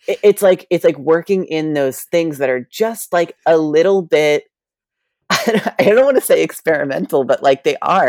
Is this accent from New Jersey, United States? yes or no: no; New York, United States; I grew up in New York